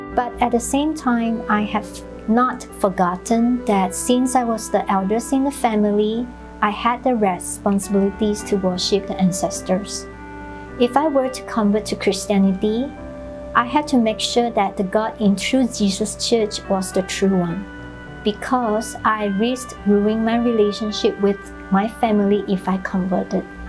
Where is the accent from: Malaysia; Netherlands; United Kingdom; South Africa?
Malaysia; moved away as an adult; also born or lived in Arkansas, United States; now in Austin, United States; I am originally from Malaysia. I came here to study